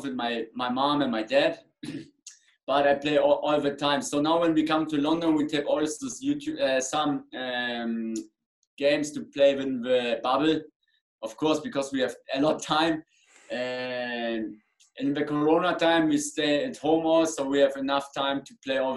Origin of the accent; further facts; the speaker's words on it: Germany; English is a second language; I come from Germany, I box in England